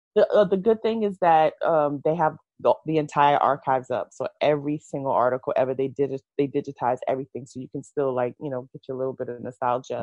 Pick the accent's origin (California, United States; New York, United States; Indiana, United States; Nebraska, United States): New York, United States; New York City; I was born in Brooklyn, New York. Mm-hmm. Um, I've lived in New York my entire life